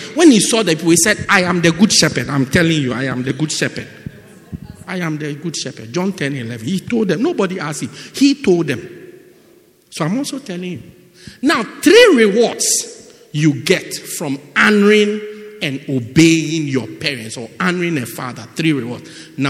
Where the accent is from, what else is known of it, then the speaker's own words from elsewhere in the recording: England, United Kingdom; born there; So then I was born in England.